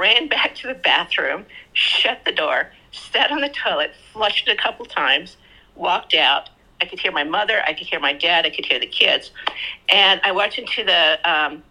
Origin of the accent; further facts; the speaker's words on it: Skinwalker Ranch, Utah, United States; moved away as an adult; I grew up around Skinwalker Ranch